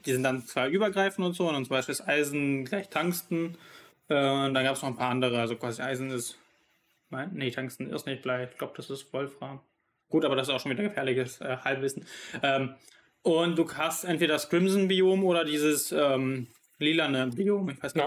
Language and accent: German; North Rhine-Westphalia, Germany; da wo ich herkomme aus ähm, Deutschland, NRW